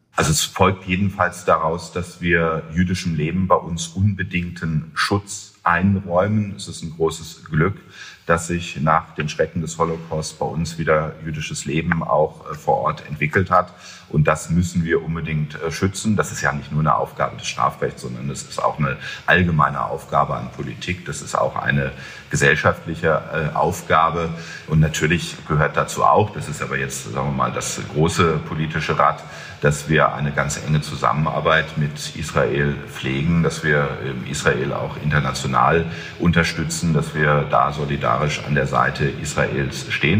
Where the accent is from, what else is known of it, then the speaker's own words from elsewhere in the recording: Germany; wir uns auch als Deutsche